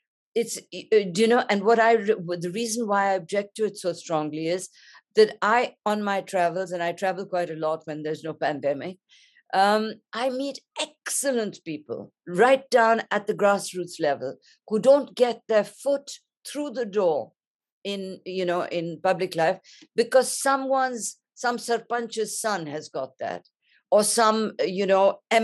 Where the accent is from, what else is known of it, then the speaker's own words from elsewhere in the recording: India; I grew up in India, I come from a privileged class